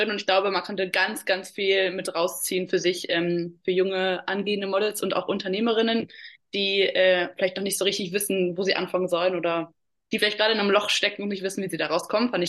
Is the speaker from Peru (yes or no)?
no; Austria; Sagen wir ja. bei uns in Österreich.